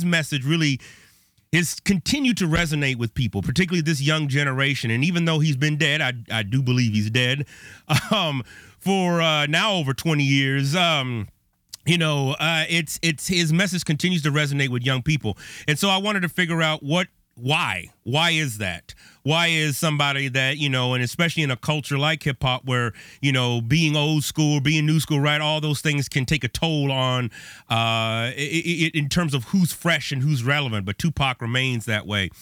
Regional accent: Bay Area, California, United States; now in Chicago, United States; I grew up on the West Coast. I'm in Chicago now, but I grew up in the Bay Area

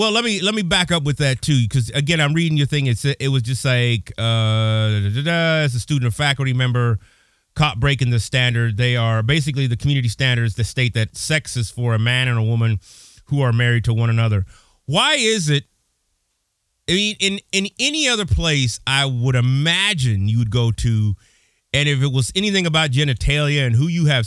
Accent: Pasadena, California, United States; now in Illinois, United States; I'm originally from Pasadena

